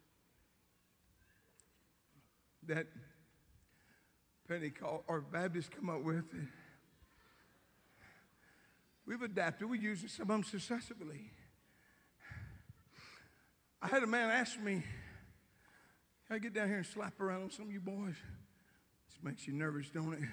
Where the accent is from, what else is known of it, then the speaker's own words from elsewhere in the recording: Louisiana, United States; I'm from Louisiana